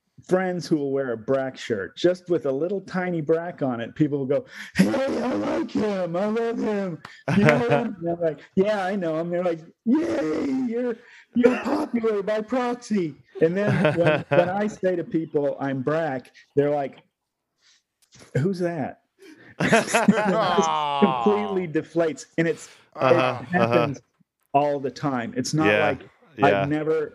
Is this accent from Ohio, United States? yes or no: yes; Newark, Ohio, United States; I'm here in Newark, Ohio, my hometown, taking care of my mom